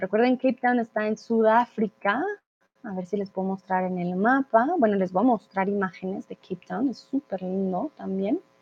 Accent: Bogotá, Colombia; moved away as an adult; also born or lived in Guadalajara, Mexico; now in Germany; mi ciudad natal, a Bogotá

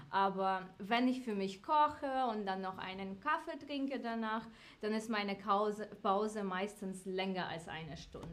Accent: Ukraine; German is a second language; now in Frankfurt, Germany; Ursprünglich komme ich aus der Ukraine

